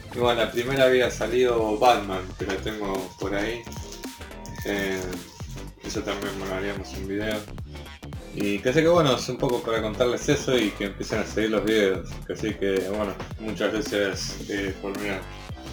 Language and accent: Spanish; Adrogué, Buenos Aires Province, Argentina; soy de Adrogué, Buenos Aires